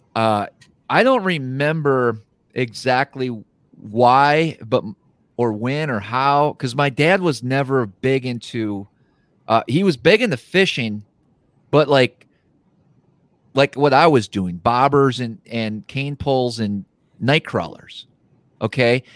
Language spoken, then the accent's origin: English; Wisconsin, United States; I grew up fishing, I grew up in Wisconsin